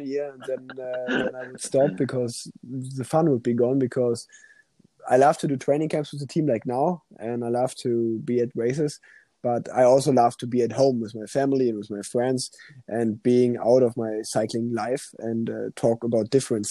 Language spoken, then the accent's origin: English; Germany; first language German; English is a second language; also born or lived in Cologne; a German language, and because it's my mother language